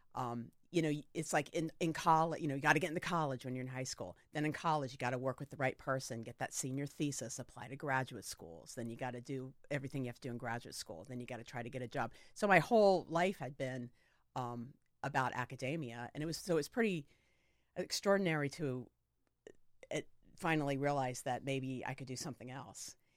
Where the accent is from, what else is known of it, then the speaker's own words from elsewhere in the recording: Sarasota, Florida, United States; I grew up in Sarasota, Florida